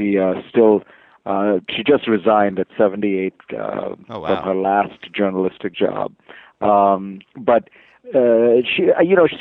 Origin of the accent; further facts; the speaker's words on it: India; I was born in India, really just a generation removed from independence